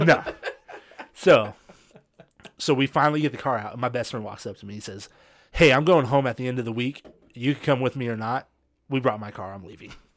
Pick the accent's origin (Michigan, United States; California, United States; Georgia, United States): California, United States; I'm from California